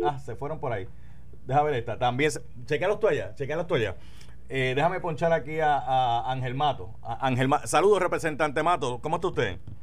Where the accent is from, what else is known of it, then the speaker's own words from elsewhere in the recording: Carolina, Puerto Rico; sí soy un jíbaro de Carolina. De hecho, yo, yo nací en Carolina